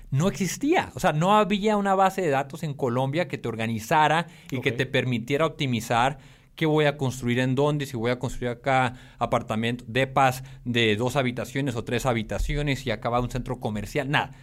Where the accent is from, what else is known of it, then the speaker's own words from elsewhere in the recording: Tijuana, Baja California, Mexico; moved away as an adult; Soy mexicano, como bien mencionabas. Crecí en Tijuana hasta los 18 años